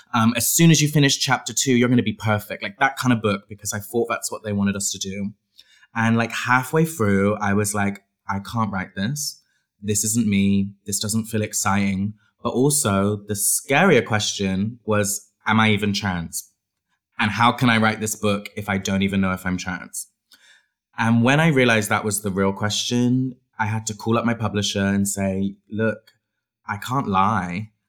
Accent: Bristol, South West England, United Kingdom; I grew up in Bristol, in England

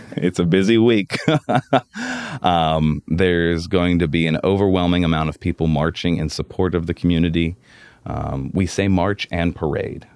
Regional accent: Pittsburgh, Pennsylvania, United States; I grew up in the South Hills

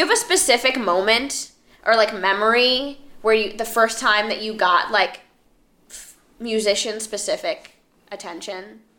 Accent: Miami, Florida, United States; I'm like from Miami.

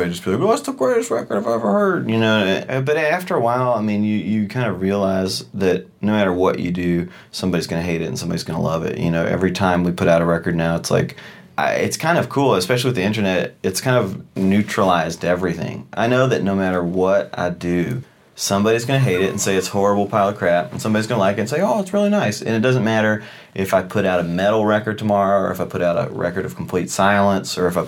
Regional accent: Louisville, Kentucky, United States; I grew up in Louisville

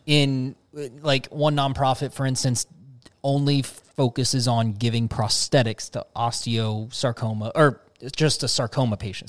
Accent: Cincinnati, Ohio, United States; Cincinnati, uh, my hometown

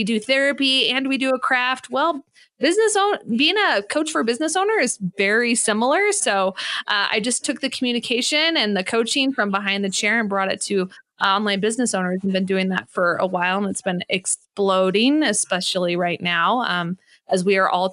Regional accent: California, United States; moved away as an adult; also born or lived in Santa Monica; now in Colorado Springs, United States; I'm originally from California. I'm here in Colorado Springs.

